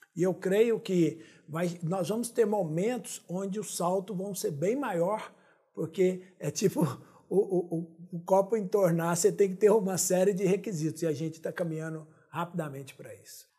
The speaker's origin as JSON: {"language": "Portuguese", "region": "Minas Gerais", "country": "Brazil", "said": "eu sou de Minas"}